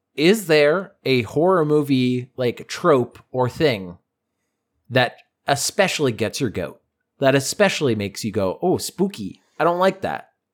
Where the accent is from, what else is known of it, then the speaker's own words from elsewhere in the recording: Boston, Massachusetts, United States; we're from Boston